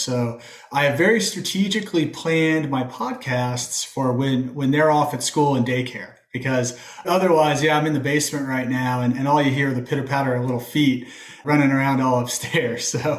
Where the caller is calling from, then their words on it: Indianapolis, Indiana, United States; I'm calling in from Indianapolis, so right here in the heart of the Midwest.